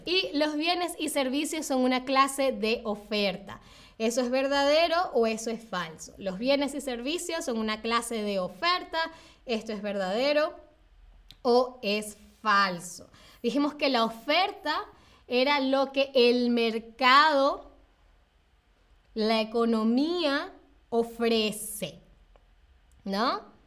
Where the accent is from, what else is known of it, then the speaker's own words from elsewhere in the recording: Venezuela; moved away; yo vengo de Venezuela